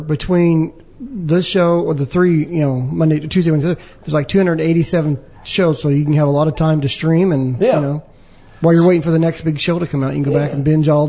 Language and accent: English; Southern Indiana, United States; also born or lived in Evansville, Indiana; growing up in Southern Indiana